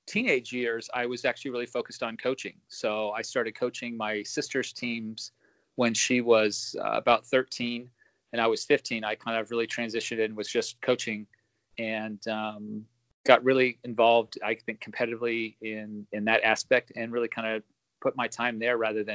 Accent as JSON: {"language": "English", "town": "Los Angeles", "region": "California", "country": "United States", "tie": "born or raised there", "also_born_or_lived": "Oregon", "said": "Grew up in Southern California in the San Fernando Valley, Woodland Hills"}